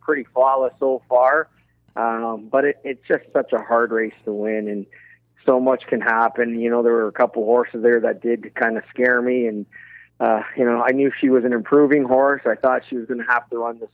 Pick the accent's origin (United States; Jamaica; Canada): Canada; as a Canadian